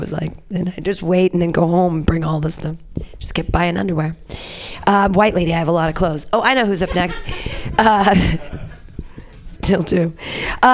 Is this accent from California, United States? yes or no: yes; Danville, California, United States; I was raised in California by racists. I'm a product of my environment. 44 years old and I grew up in Danville.